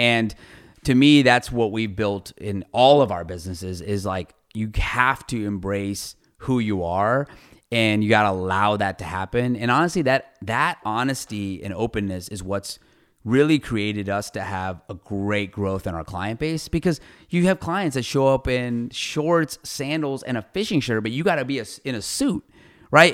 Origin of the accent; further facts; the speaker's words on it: Ohio, United States; moved away as an adult; also born or lived in Fort Worth, Texas / Iowa; now in San Antonio, United States; I grew up in Ohio my whole life. So, I grew up in Ohio, went to Ohio State